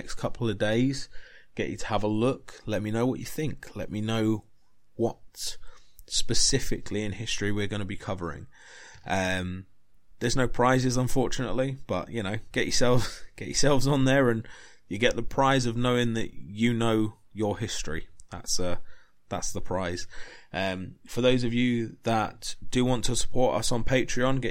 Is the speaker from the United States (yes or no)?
no; England, United Kingdom; I'm English. I love my country. I love England.